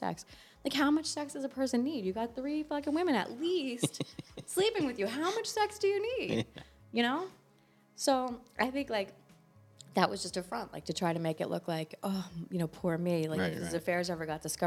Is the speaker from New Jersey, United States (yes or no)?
yes; New Jersey, United States; we're from New Jersey